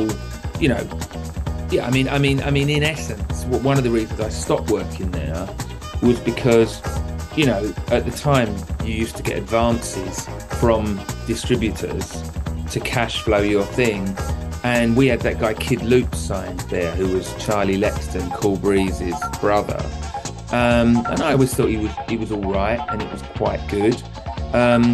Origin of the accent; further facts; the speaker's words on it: London, United Kingdom; I came from Southeast London, you know, in Abbey Woods.